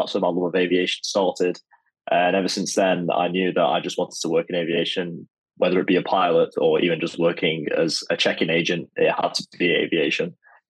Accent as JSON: {"language": "English", "town": "Manchester", "region": "North West England", "country": "United Kingdom", "tie": "born or raised there", "also_born_or_lived": "United Arab Emirates", "said": "So I was born and brought up in Manchester, as you probably can tell from the accent. I was there, and then I also spent 2 years in UAE. So my dad used to work for Etihad Airways, so I used to move there and was there for 2 years, then came back to Manchester."}